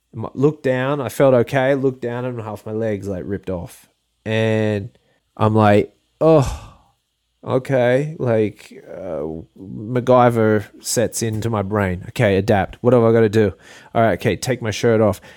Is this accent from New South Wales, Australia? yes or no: yes; Port Macquarie, New South Wales, Australia; now in Hawaii, United States; I'm from Port Macquarie, and it's a small town